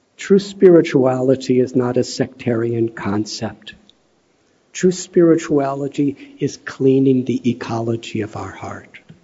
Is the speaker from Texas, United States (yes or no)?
no; Chicago, Illinois, United States; moved away; I'm from Chicago